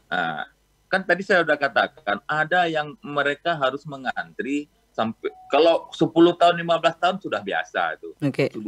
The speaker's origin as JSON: {"language": "Indonesian", "region": "Aceh", "country": "Indonesia", "said": "ini kan kali ini menterinya menteri agama ini kan orang kita orang Aceh."}